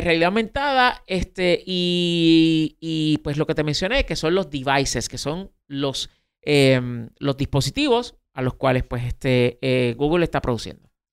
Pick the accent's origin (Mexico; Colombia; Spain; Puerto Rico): Puerto Rico; en Puerto Rico, eh, pues para algunas cosas somos parte de Estados Unidos